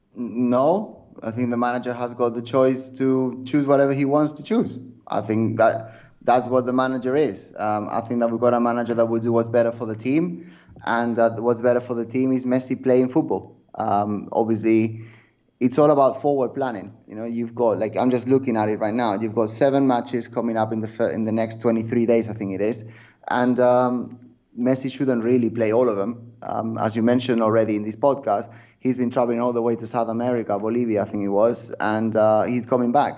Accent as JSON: {"language": "English", "town": "Barcelona", "region": "Catalonia", "country": "Spain", "tie": "born or raised there", "said": "I grew up in Barcelona"}